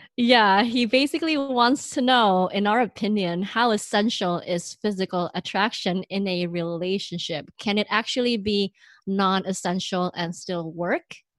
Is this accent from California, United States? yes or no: yes; Bay Area, California, United States; moved away as an adult; now in New York, United States; we are both from the Bay Area.